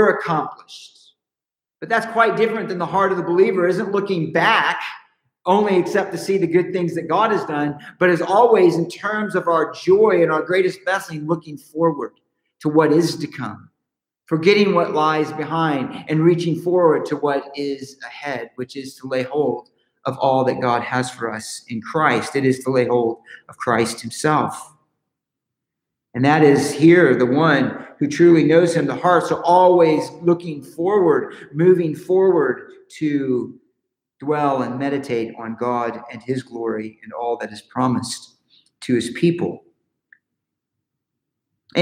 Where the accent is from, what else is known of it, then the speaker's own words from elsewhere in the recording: Southern California, United States; We're from California, Southern California